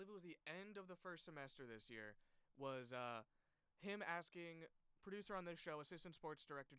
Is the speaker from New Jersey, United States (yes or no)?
yes; West Windsor, New Jersey, United States; I'm from West Windsor, New Jersey, right outside Princeton.